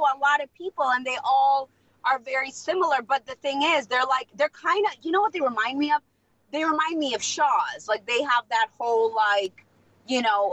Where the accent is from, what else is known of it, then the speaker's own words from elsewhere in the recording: Moldova; first language Russian; English is a second language; moved away; I'm also Moldovan